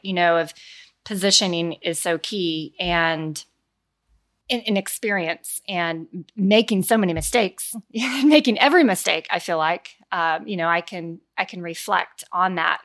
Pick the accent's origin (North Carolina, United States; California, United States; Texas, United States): Texas, United States; Denton; I am from Denton, Texas